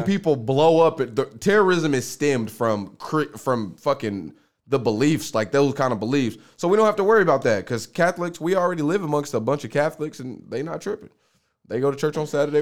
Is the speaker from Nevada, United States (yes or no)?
no; Oklahoma, United States; I'm from Oklahoma.